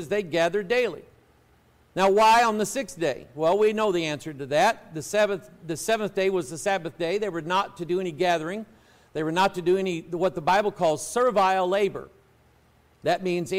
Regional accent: United States; But I was born in America.

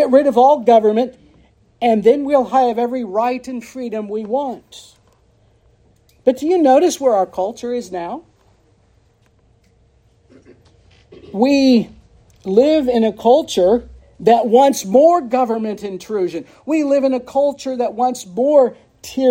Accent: United States; I, as a patriot and as an American and as an Irishman

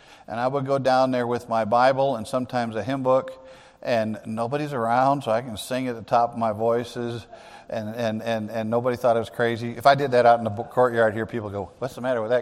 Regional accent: Kankakee, Illinois, United States; I grew up in Grace Baptist Church in Kankakee, Illinois.

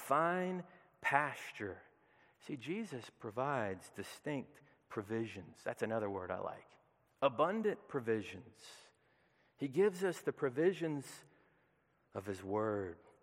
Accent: Peachtree City, Georgia, United States; I grew up in the heart of Peachtree City in the middle of the burbs on Appleseed Court.

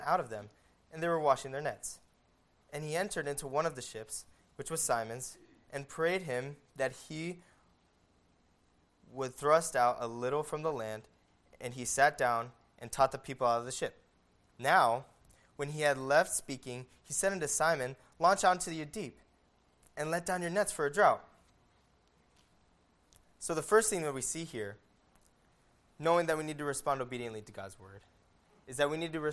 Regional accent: Las Vegas, Nevada, United States; I grew up in Las Vegas

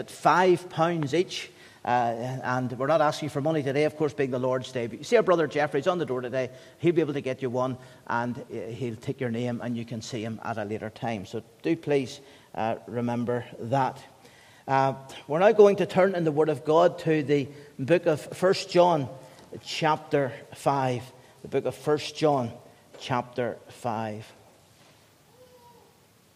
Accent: United Kingdom; As the British people

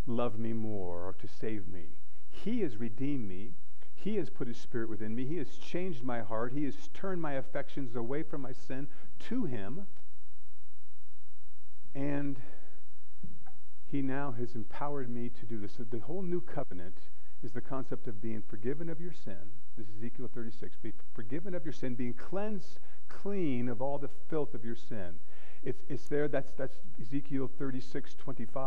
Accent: United States; I am an American

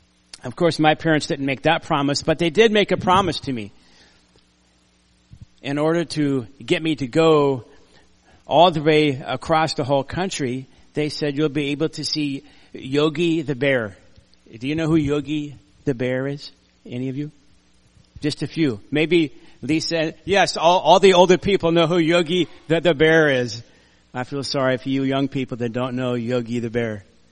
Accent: Florida, United States; because I grew up in Florida.

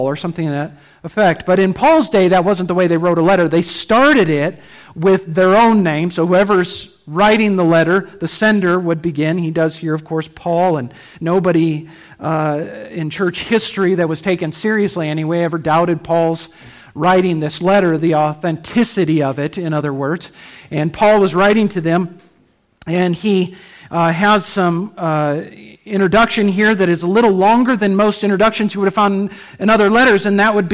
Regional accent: United States; We're familiar as American Christians with the concept of a missionary

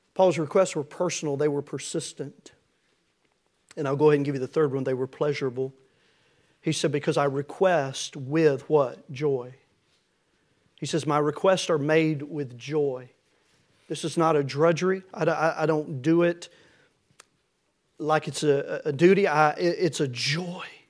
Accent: Tennessee, United States; I'm from Tennessee

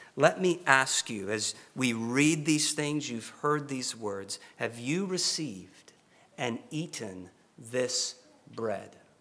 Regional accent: Oklahoma, United States; I'm from Oklahoma

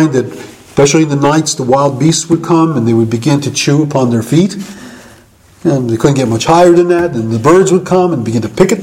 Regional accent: United States; I'm an American, and I didn't have a Jewish identity

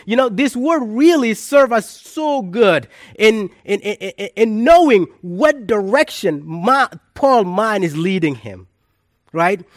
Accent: South Sudan; moved away; my hometown in South Sudan

